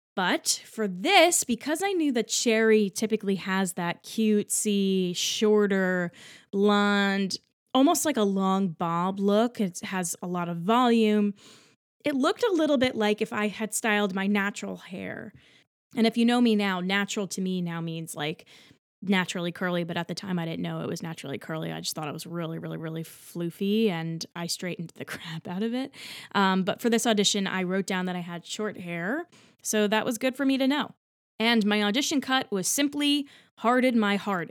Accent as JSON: {"language": "English", "region": "New Jersey", "country": "United States", "tie": "born or raised there", "also_born_or_lived": "Texas State University, Texas", "moved": "as an adult", "lives_now": "New York City, United States", "said": "I grew up in Central Jersey"}